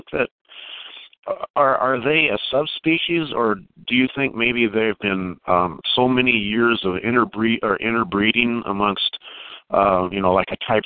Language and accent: English; Alaska, United States; I was raised in Alaska, and I pretty much had free run